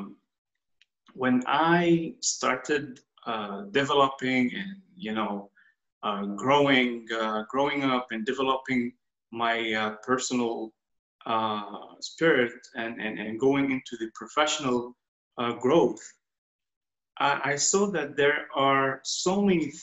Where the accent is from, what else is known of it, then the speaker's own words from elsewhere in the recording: Kuwait; I was born and reborn in Kuwait.